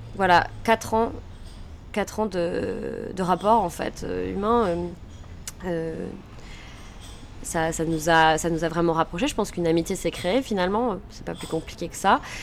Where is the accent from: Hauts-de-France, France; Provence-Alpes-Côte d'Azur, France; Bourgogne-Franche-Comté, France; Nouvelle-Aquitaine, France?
Hauts-de-France, France; Lille; Je suis lilloise